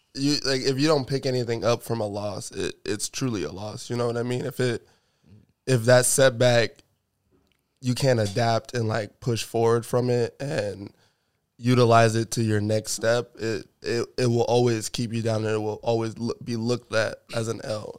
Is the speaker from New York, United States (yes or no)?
yes; New York, United States; now in Seattle, United States; I'm originally from New York